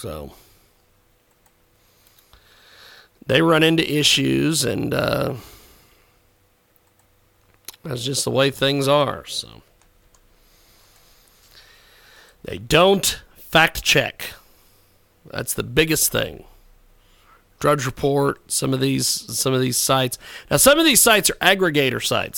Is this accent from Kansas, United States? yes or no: yes; McPherson, Kansas, United States; My hometown of McPherson, Kansas